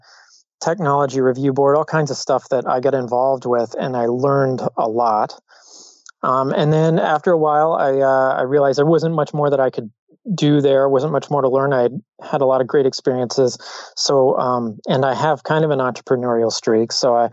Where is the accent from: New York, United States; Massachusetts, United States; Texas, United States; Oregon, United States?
Texas, United States; Houston; moved away; I was from Houston